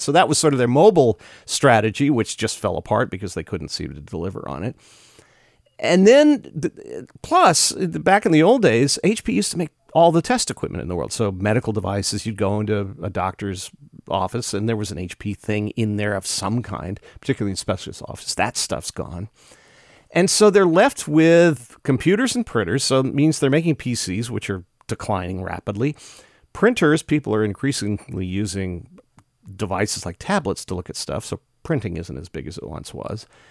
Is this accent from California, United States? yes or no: yes; Bay Area, California, United States; I grew up in the Bay Area. I knew people when I was a kid who worked at H P